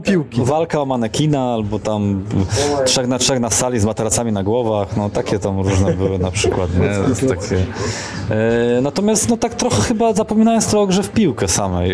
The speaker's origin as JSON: {"language": "Polish", "town": "Poznań", "region": "Greater Poland", "country": "Poland", "tie": "born or raised there", "also_born_or_lived": "Kraków", "moved": "as an adult", "said": "ja taki rodowity poznaniak"}